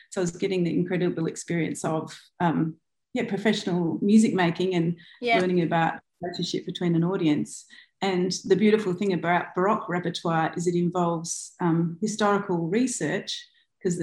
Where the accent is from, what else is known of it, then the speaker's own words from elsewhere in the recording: Adelaide, South Australia, Australia; I was born on Kaurna land in Adelaide. Yep. And I went to school there.